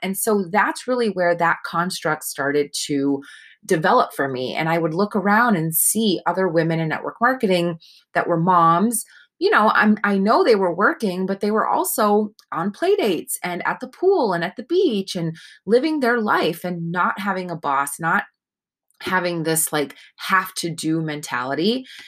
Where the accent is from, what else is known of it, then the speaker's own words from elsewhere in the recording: Northeast, United States; I was raised in the Northeast